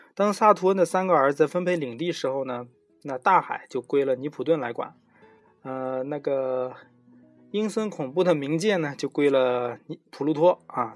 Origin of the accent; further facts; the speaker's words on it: China; 我们中国人